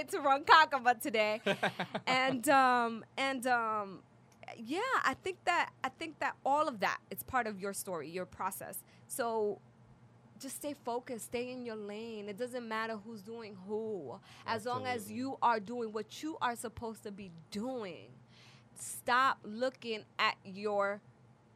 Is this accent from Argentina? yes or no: no; Dominican Republic; moved away; I grew up in the Dominican Republic